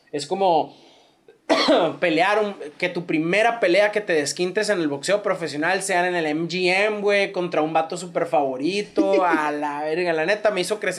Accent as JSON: {"language": "Spanish", "town": "Hermosillo", "region": "Sonora", "country": "Mexico", "said": "yo la neta, siendo hermosillense, sonorense, no soy de escuchar tanto corridos."}